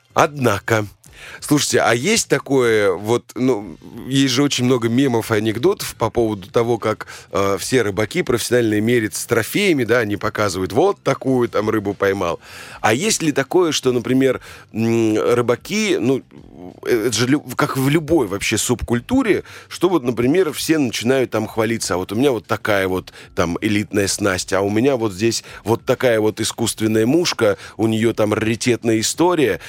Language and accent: Russian; Volga region, Russia; я родился на Волге и все детство там э, прожил